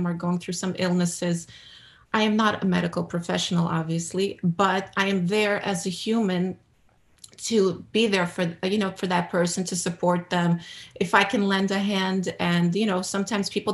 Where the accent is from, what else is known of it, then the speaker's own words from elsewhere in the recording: New York City, New York, United States; now in New Jersey, United States; I was born and raised in America, in Brooklyn, New York